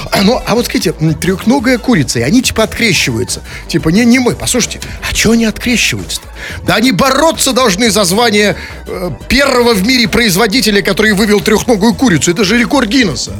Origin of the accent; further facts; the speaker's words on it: Saint Petersburg, Russia; для нас, петербуржцев